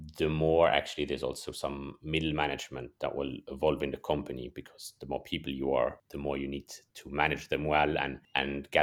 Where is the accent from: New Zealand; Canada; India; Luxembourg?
Luxembourg; also born or lived in Germany / United States; born and raised in Luxembourg, and then studied in Germany and a semester abroad in the States.